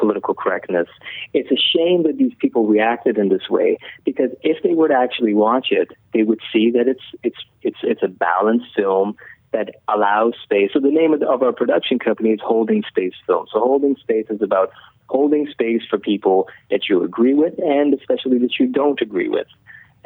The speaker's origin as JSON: {"language": "English", "country": "Iran", "tie": "born or raised there", "moved": "yes", "lives_now": "Canada", "said": "I came to Canada as a refugee. I was born in Iran"}